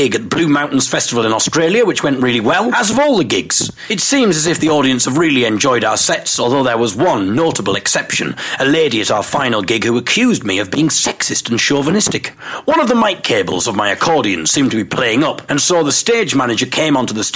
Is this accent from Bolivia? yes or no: no; Teesside, North East England, United Kingdom; we were from Teesside